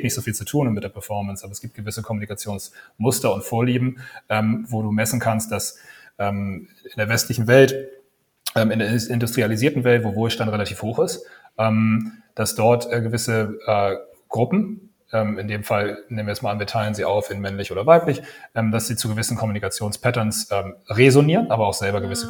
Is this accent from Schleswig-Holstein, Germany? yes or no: yes; Kiel, Schleswig-Holstein, Germany; accent: North German; moved away as an adult; also born or lived in Copenhagen, Denmark / Dublin, Ireland / South Africa; now in Berlin, Germany; Ich bin Norddeutscher, ich bin Kieler. Das hört man teilweise so an meiner Stimme